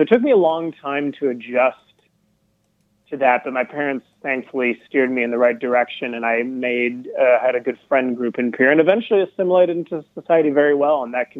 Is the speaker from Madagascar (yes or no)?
yes; Madagascar; I was born and raised in Madagascar.